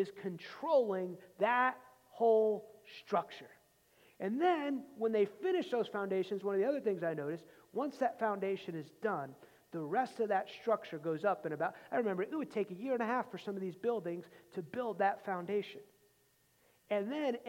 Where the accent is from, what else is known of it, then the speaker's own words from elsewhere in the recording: outside New York City, United States; growing up outside New York City